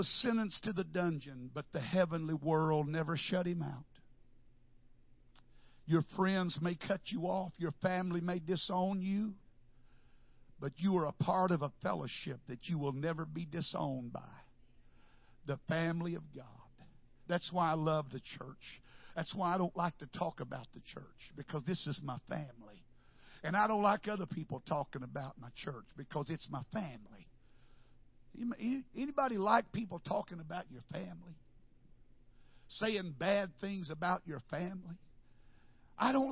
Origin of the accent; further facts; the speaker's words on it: Wichita Falls, Texas, United States; I am from Wichita Falls